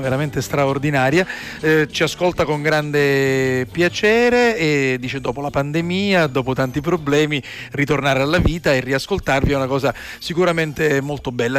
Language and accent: Italian; Sicily, Italy; Siamo siciliani, orgogliosi di esserlo